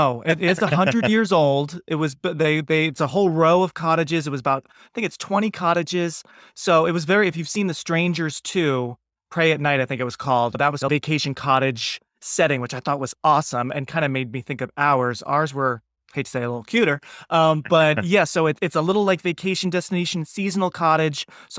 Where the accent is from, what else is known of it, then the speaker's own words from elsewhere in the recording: Pennsylvania, United States; I'm in Southern Maine now, but I grew up right outside of Philadelphia, and as a kid was auditioning lots of times in New York